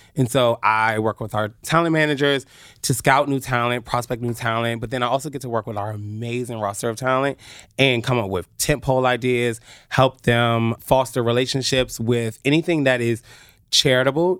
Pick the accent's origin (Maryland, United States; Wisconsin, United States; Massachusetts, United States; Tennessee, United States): Maryland, United States; Oxon Hill; I went to Potomac High School in Oxon Hill, Maryland. I am a true P G County